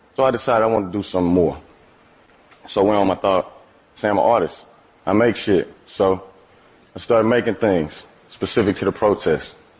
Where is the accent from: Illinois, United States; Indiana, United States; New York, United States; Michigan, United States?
Illinois, United States; East St. Louis; I'm from East St. Louis, Illinois. That's a small city across the Mississippi River from St. Louis, Missouri. I have lived in and around St. Louis my entire life